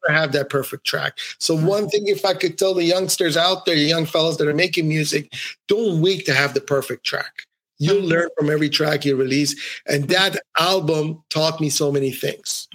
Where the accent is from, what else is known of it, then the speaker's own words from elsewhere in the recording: Ottawa, Ontario, Canada; moved away as an adult; also born or lived in Iran; now in Montreal, Canada; I grew up in Ottawa, Canada. I moved to Montreal, Canada, where I am today.